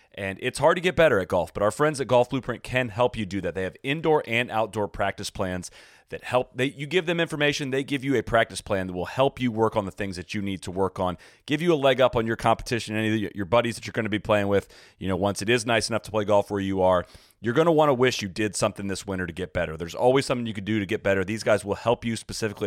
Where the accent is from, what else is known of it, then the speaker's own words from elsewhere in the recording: United States; an American fan